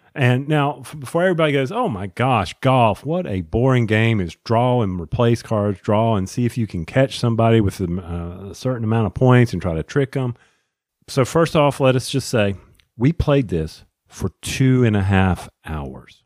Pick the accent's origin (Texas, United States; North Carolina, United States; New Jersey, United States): North Carolina, United States; Charlotte; I grew up in Charlotte